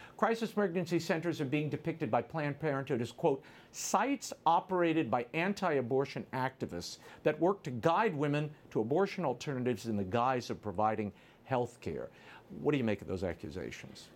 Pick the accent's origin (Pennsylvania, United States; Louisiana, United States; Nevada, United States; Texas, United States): Louisiana, United States; my home state